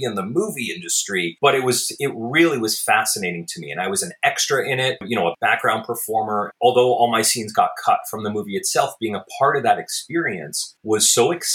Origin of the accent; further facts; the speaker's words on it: Beverly, Massachusetts, United States; now in Los Angeles, United States; I grew up in a very small neighborhood of Beverly called Beverly Farms